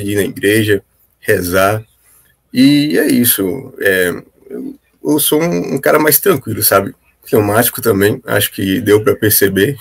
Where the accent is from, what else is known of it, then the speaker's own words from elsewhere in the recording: Teófilo Otoni, Minas Gerais, Brazil; sou de Teoflotone, Minas Gerais